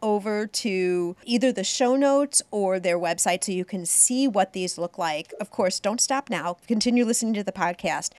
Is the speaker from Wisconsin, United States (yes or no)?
no; Highland Park, Illinois, United States; also born or lived in Chicago; my hometown of Highland Park, Illinois